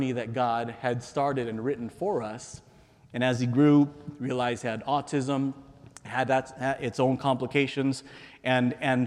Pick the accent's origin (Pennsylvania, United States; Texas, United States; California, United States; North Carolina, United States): California, United States; San Diego; I grew up in San Diego, California, America's finest city